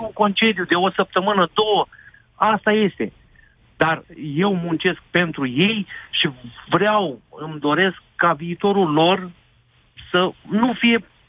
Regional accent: Galați, Galați County, Romania; eu sunt din Galați

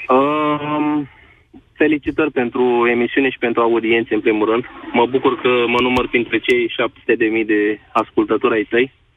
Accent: Galați, Galați County, Romania; sunt din Galați

